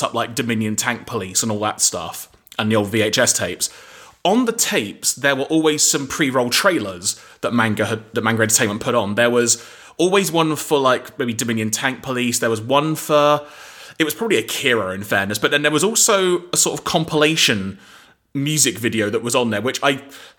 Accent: London, United Kingdom; I grew up in North London

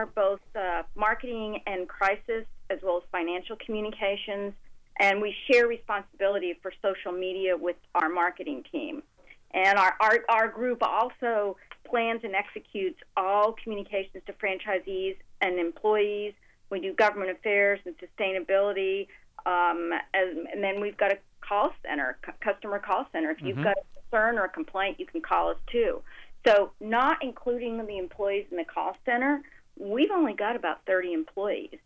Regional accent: Texas, United States; moved away; my home state of Texas

